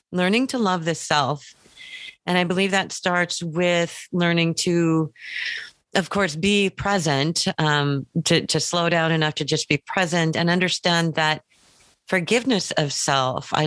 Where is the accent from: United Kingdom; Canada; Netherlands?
Canada; West Coast Canada; I'm from West Coast Canada.